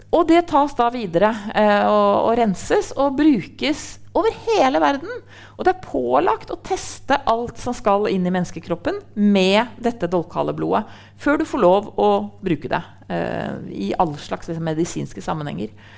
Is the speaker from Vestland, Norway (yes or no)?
no; Trondheim, Trøndelag, Norway; jeg er jo fra Trondheim